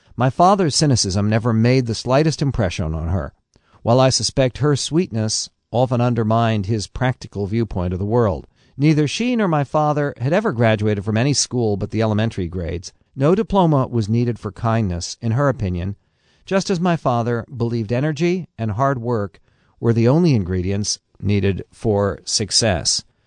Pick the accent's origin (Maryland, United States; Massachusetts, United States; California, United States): California, United States; San Diego; when I was a little kid, uh, growing up in San Diego